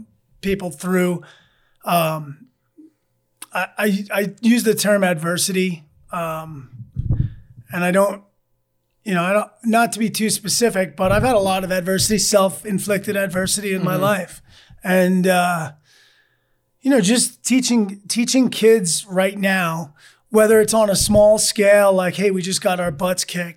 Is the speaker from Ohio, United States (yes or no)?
no; Massapequa, New York, United States; Massapequa, my hometown